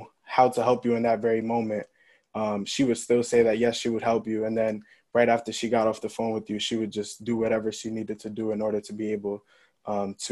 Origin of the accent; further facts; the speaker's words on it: New York City, New York, United States; moved away as an adult; also born or lived in Hartford, Connecticut; growing up in the Bronx